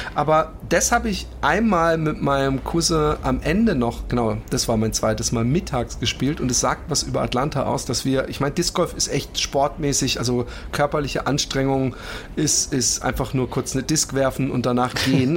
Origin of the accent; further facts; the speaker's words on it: Germany; uns jetzt als Deutsche